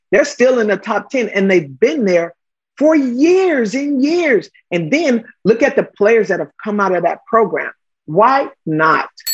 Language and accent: English; Los Angeles, California, United States; I'm a kid from Watts.